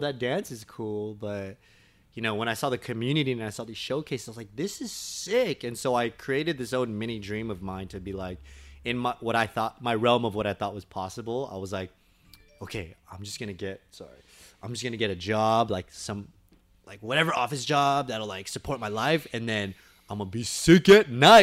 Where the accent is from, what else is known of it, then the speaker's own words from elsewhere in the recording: Torrance, California, United States; Born and raised in Torrance, California